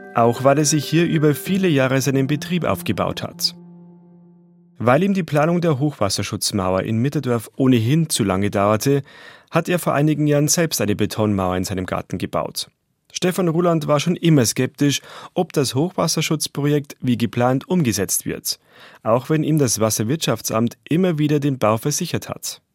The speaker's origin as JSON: {"language": "German", "town": "Roding", "region": "Bavaria", "country": "Germany", "tie": "born or raised there", "said": "bei Roding, meiner Heimatstadt"}